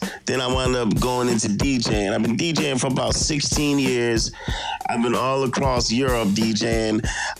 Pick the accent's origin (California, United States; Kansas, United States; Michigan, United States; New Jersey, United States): New Jersey, United States; Camden; also born or lived in Germany; now in Garmisch, Germany; I'm originally from Camden, New Jersey.